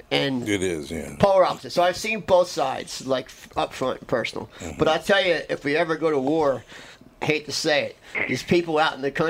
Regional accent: Philadelphia, Pennsylvania, United States; I grew up in Philadelphia, and I grew up a lot, around a lot of Italian kind of mobster

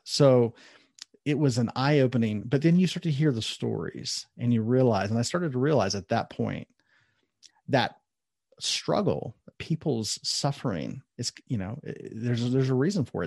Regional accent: Columbus, Ohio, United States; now in Southern California, United States; I was born and raised in Ohio, Columbus, Ohio

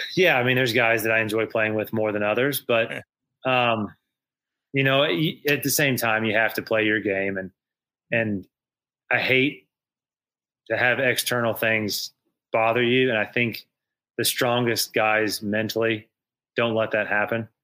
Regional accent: Indiana, United States; my home state of Indiana

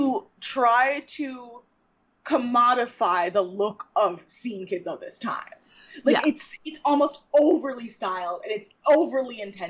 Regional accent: New York, United States; like a black Cubano woman. Like, I want to know why my people weren't represented here whatsoever. I'm from New York.

